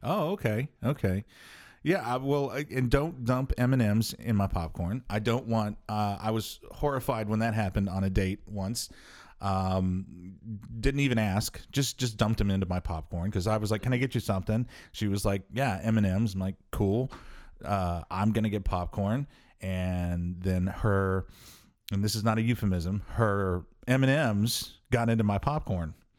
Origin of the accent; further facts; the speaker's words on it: New Mexico, United States; now in Omaha, United States; growing up in New Mexico, we had the, the White Sands Theaters